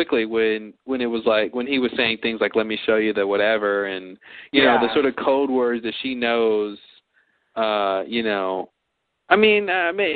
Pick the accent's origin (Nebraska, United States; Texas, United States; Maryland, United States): Texas, United States; I'm from Texas